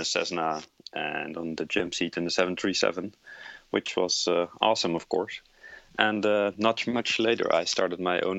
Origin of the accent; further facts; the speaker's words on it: Netherlands; moved away; Originally, I'm from the Netherlands